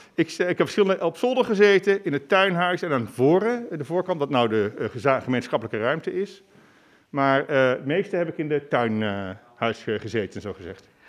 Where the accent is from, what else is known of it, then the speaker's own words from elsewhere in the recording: Bergeijk, North Brabant, Netherlands; moved away as an adult; now in Leiden, Netherlands; Ik kom, kom uit een klein Brabants dorpje, Bergijk genaamd